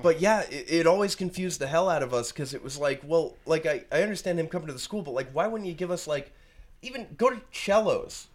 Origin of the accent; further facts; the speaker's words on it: Rhode Island, United States; I'm from Rhode Island, born and raised